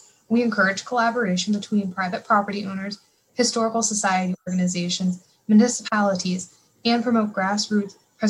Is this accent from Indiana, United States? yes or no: no; Delaware, United States; also born or lived in Fredericksburg, Virginia; I wanted to come back to Delaware to work on preservation from my home state.